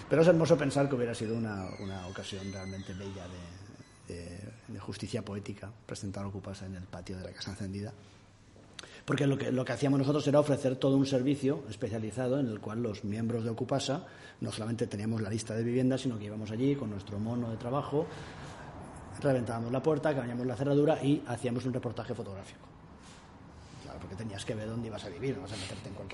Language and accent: Spanish; Castellón, Valencian Community, Spain; que soy de Castellón.